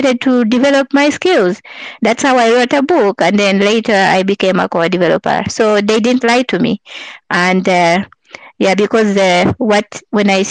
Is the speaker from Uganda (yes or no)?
yes; Uganda; moved away as an adult; now in Canada; I'm from Uganda, so that's where I was living at the time.